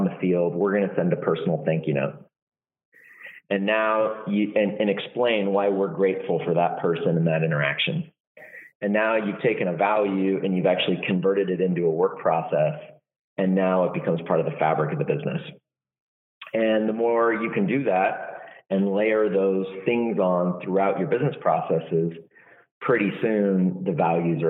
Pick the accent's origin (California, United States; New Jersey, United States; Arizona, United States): California, United States; Walnut Creek; I'm from the Bay Area. I was born in Walnut Creek, grew up there